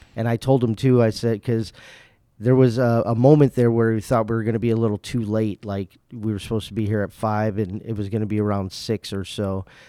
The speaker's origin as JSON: {"language": "English", "region": "Indiana", "country": "United States", "moved": "as an adult", "lives_now": "West Michigan, United States", "said": "I'm actually from Indiana"}